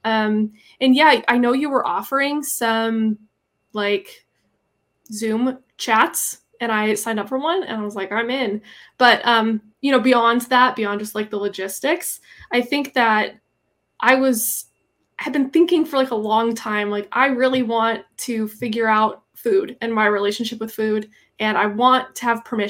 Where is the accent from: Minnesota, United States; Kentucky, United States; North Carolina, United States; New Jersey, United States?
Minnesota, United States; now in Seattle, United States; I'm from Minnesota and I'm moving back there in the next year or two